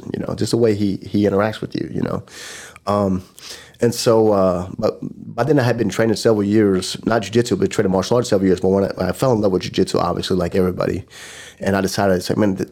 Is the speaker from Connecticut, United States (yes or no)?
no; Tulsa, Oklahoma, United States; my hometown